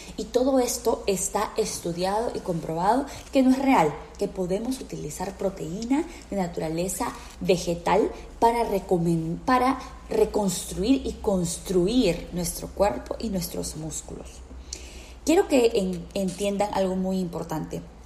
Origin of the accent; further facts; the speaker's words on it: Peru; now in United States; yo soy peruana